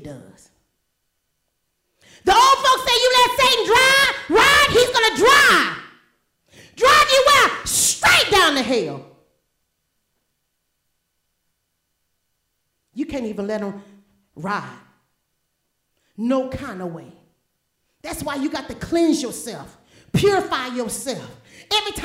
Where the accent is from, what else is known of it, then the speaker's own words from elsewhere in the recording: New Orleans, Louisiana, United States; also born or lived in Mobile, Alabama; I was born and raised there.